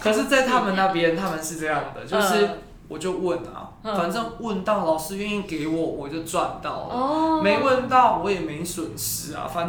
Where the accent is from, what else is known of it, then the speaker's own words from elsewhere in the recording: Taiwan; 我是标准的台湾人